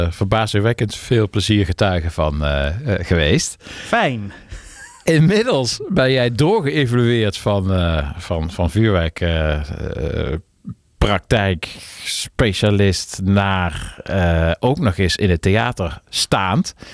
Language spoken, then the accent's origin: Dutch; Friesland, Netherlands; ik kom uit Friesland